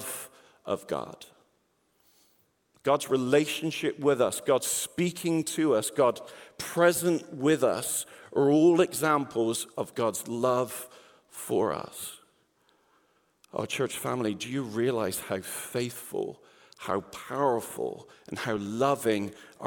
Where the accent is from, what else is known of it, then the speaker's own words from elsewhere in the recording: England, United Kingdom; now in Peoria, United States; I'm not from the Peoria area. I'm originally from England. So if you wonder why I speak like this, I can say I was born like this